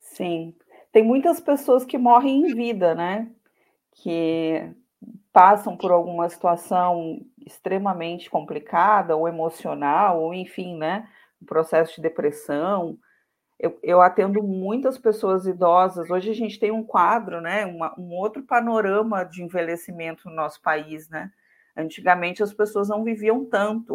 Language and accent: Portuguese; Santana do Livramento, Rio Grande do Sul, Brazil; eu sou natural de Santana do Livramento, que é uma cidade bem do interior